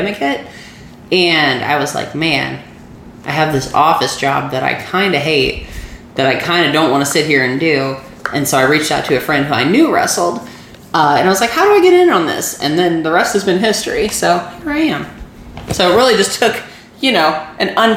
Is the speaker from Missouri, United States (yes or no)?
yes; Missouri, United States; I'm from Missouri